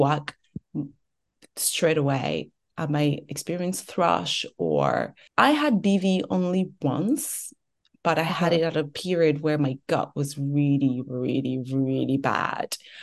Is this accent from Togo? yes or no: yes; Togo; moved away; also born or lived in France; I was born and raised in Togo.